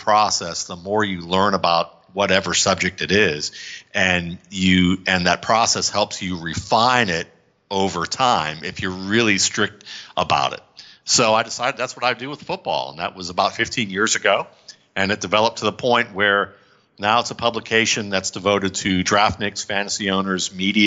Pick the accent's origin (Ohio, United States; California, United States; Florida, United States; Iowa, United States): Ohio, United States; Cleveland; I grew up in Cleveland